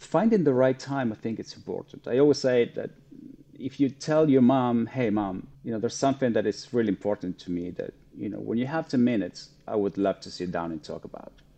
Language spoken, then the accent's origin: English; Argentina; now in United States; I'm originally from Argentina